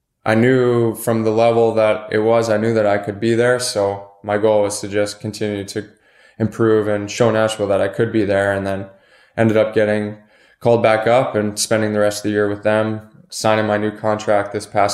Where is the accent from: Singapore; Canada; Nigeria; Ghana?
Canada; Western Canada; growing up in Western Canada